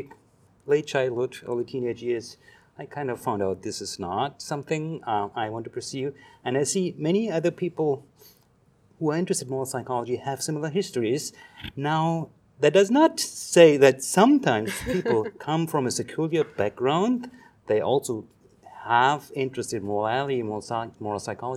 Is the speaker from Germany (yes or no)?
yes; Germany; first language German; English is a second language; moved away as an adult; now in Canada; you hear from my accent, English is not my first language. I'm actually German. I grew up in Germany.